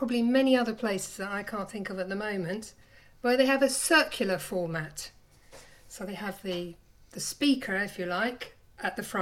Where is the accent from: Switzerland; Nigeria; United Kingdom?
United Kingdom; London; moved away; I'm originally from London